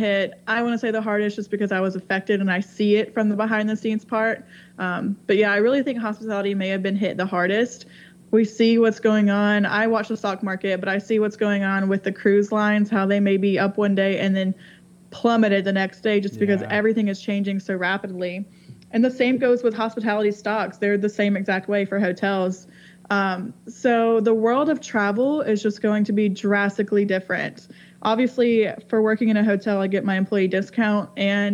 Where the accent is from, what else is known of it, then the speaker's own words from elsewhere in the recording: Alabama, United States; now in Atlanta, United States; I grew up in Alabama